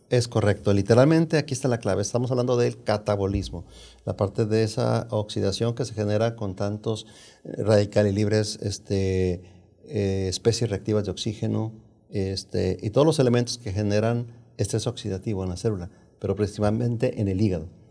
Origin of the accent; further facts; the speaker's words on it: Jalisco, Mexico; now in United States; vengo, soy de Jalisco, México, eh, de un pueblo de Jalisco, México, una familia muy numerosa